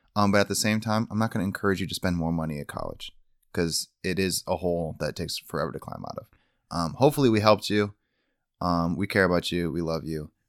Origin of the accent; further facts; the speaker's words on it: Michigan, United States; moved away; growing up in Michigan, in our small town